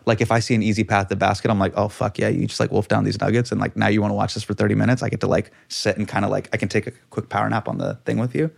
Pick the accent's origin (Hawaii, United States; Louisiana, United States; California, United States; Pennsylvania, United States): California, United States; Davis; moved away as an adult; also born or lived in New York; as a kid growing up in Davis